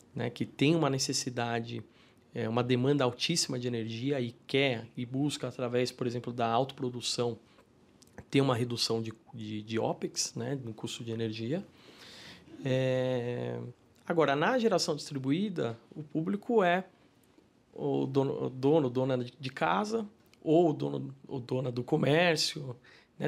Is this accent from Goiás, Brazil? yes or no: no; São Paulo, Brazil; Eu sou paulistano, né? Nascido e criado em São Paulo